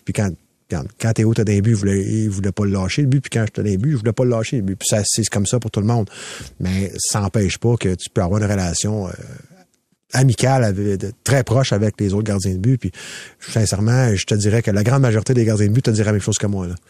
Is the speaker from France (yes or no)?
no; Quebec, Canada; je suis un Québécois